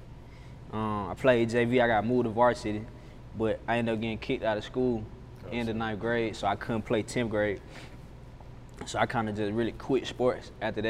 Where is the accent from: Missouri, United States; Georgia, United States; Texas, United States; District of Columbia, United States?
Georgia, United States; Atlanta; So most people probably know Boulder Crest, but I'm from Flat Shoals. It's really same old shit, really growing up